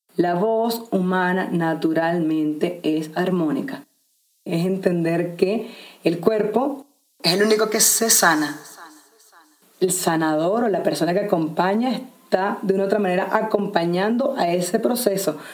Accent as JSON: {"language": "Spanish", "country": "Venezuela", "also_born_or_lived": "Sacred Valley of the Incas, Peru", "moved": "yes", "lives_now": "Peru", "said": "soy venezolana, viviendo en este momento en el Valle Sagrado de los Incas en Perú"}